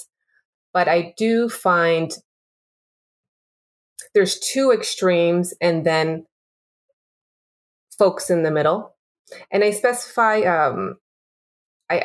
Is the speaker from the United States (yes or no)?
no; Peru; I'm from Peru